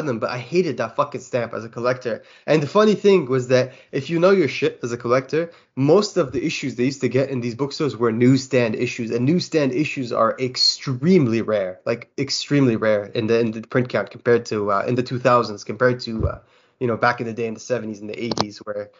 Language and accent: English; Kuwait; I'm from Kuwait